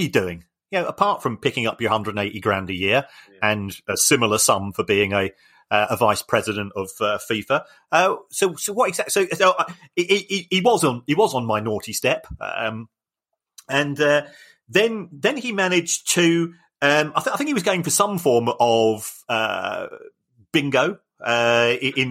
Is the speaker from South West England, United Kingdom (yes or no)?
no; Brighton, South East England, United Kingdom; I'm from Brighton